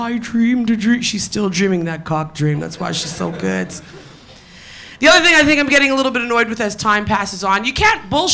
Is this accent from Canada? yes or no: yes; Toronto, Ontario, Canada; moved away as an adult; also born or lived in Tottenham, London; now in London, United Kingdom; I am a Canadian. I moved from Toronto to Tottenham.